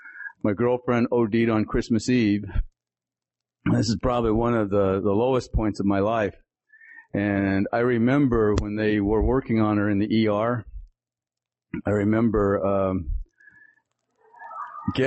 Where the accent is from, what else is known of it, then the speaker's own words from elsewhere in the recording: Salt Lake City, Utah, United States; also born or lived in Tuba City, Arizona; I was born on the Navajo Reservation in Tuba City, Arizona, and was raised in, the Salt Lake City, Utah area